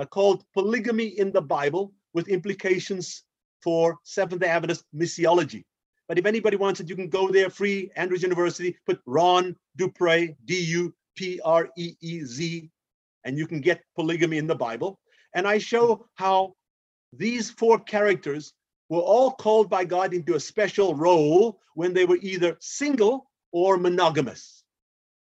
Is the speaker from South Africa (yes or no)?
yes; South Africa; I'm an African, born and raised in South Africa